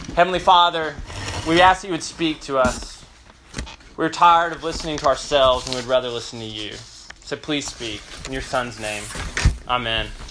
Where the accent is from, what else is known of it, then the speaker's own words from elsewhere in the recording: Memphis, Tennessee, United States; now in Austin, United States; originally from Memphis